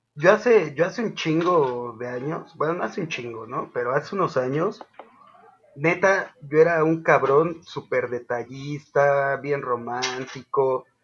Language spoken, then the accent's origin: Spanish; Zapopan, Jalisco, Mexico; soy el, extranjero de Zapopan